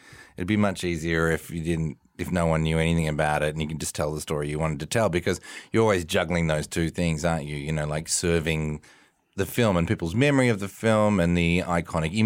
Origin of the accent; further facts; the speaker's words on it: Melbourne, Victoria, Australia; So I was born in a little barn in Melbourne, Australia. I grew up in Melbourne.